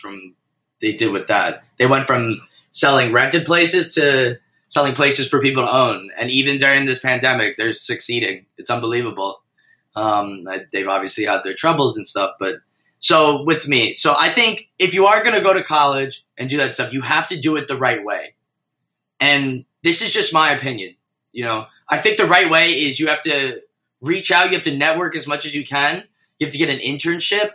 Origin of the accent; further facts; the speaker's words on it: New York City, New York, United States; also born or lived in Minnesota; kids that I grew up in New York City